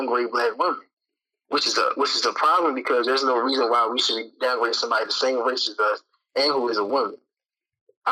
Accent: Baltimore, Maryland, United States; I was from Baltimore

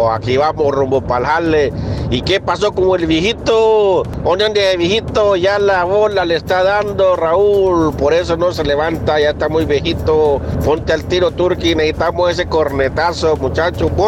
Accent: Mexico; now in United States; Y yo quisiera estar en mi tierra querida, en México, que es lo más bonito, ¿verdad, Dios?

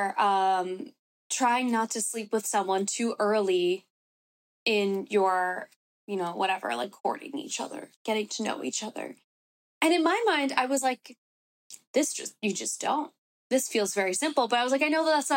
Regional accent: New York City, New York, United States; also born or lived in Bronx, New York / Los Angeles; I was born and raised in New York.

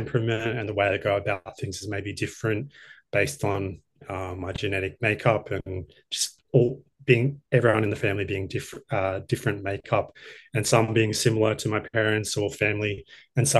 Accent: Brisbane, Queensland, Australia; also born or lived in Sydney; I'm from Brisbane originally, grown up here most of my life, and I lived in Sydney for a few years.

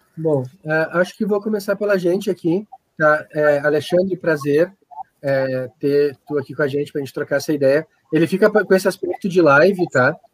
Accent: Guaíba, Rio Grande do Sul, Brazil; moved away as an adult; also born or lived in Florianópolis; eu sou daqui, né, e tinha minha família aqui, a gente migrou para cá

